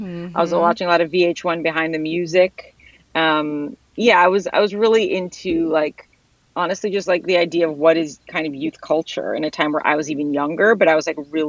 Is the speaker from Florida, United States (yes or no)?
no; Hadley, Massachusetts, United States; also born or lived in Anzio, Italy; I grew up in Western Mass, right in between Amherst and Northampton in a town called Hadley.